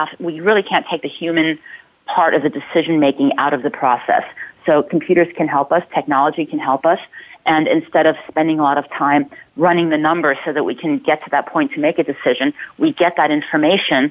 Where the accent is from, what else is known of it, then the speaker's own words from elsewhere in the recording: Ulm, Baden-Württemberg, Germany; also born or lived in Palo Alto area, California; now in Palo Alto, United States; my hometown in Germany, in Ulm